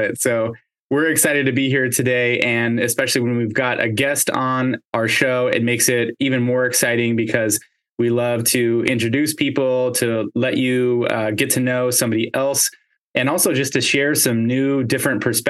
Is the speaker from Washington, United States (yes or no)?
yes; Seattle, Washington, United States; I grew up in Seattle in Ballard